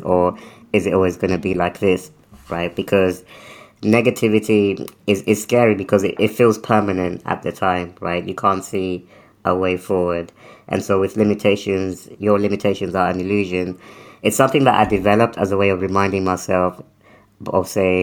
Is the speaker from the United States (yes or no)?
no; United Kingdom; also born or lived in Africa; we moved to the UK when I was quite young, so I was still under 10, maybe around 10